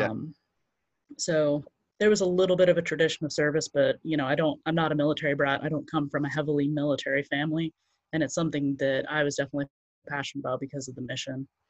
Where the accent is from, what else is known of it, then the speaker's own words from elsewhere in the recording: Central Florida, United States; I grew up in Central Florida